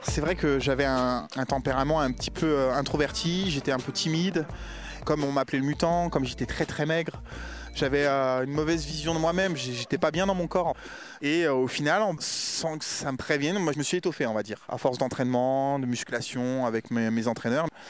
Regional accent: Créteil, Île-de-France, France; also born or lived in Mougins; Je suis né à Créteil. L'environnement dans lequel j'ai vécu, c'est un environnement banlieue parisienne

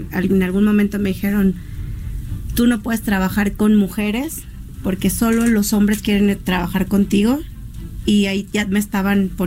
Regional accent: Mexico City, Mexico; Yo soy chilanga, me encanta convivir los chilangos, me han tratado

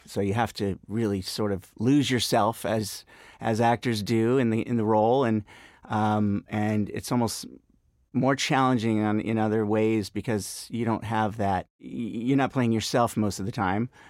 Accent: Marin County, Bay Area, California, United States; moved away as an adult; also born or lived in New York; now in Los Angeles, United States; I grew up in the Bay Area, up in Marin County, um, and moved down to LA to go to UCLA.

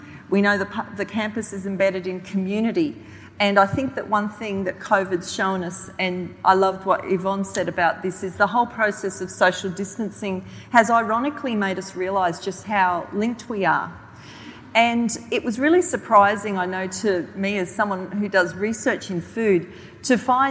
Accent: southeast Queensland, Australia; I grew up on Bajala land in southeast Queensland

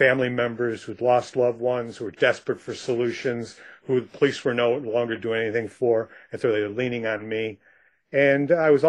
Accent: Rochester, New York, United States; moved away; I lived on a dirt road in a rural area south of Rochester, New York

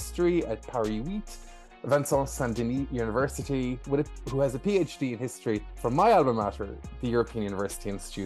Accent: Ireland; as an Irish person

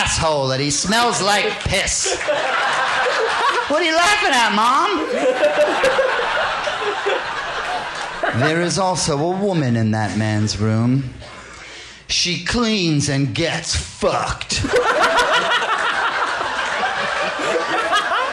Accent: Princeton, New Jersey, United States; I grew up in Princeton, New Jersey

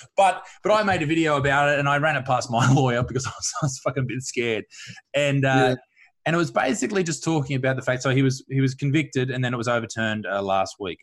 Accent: Newcastle, New South Wales, Australia; Dudley Beach, where I grew up in Newcastle

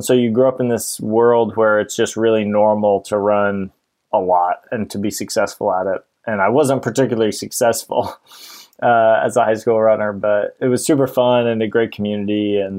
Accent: Portland, Oregon, United States; also born or lived in Ashland, Oregon; I grew up in Portland, Oregon, and lived there till I went to college in 2007. Went down to Ashland, Oregon.

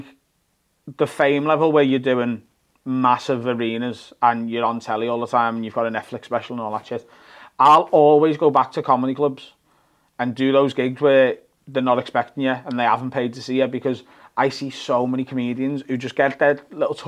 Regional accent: Liverpool, North West England, United Kingdom; I always did an hour solo show in Liverpool every year

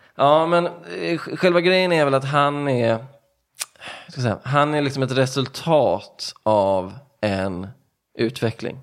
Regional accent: Stenungsund, Västra Götaland, Sweden; moved away; also born or lived in Ödsmål; jag kommer från, eh, jag brukar säga Stenungsund

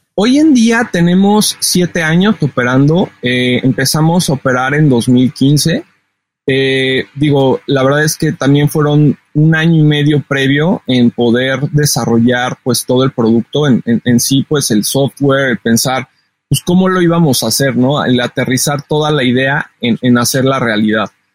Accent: Mexico City, Mexico; soy originario de la Ciudad de México

